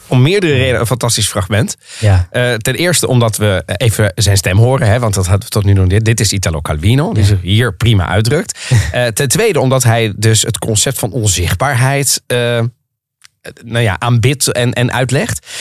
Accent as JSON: {"language": "Dutch", "town": "The Hague", "region": "South Holland", "country": "Netherlands", "tie": "born or raised there", "also_born_or_lived": "Rotterdam", "moved": "as an adult", "lives_now": "Amsterdam, Netherlands", "said": "Ik ben geboren en getogen in Den Haag"}